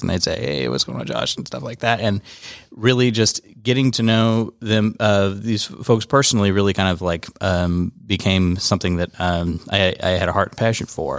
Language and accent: English; Kansas, United States; moved away as an adult; now in Georgia, United States; I'm from, originally from Kansas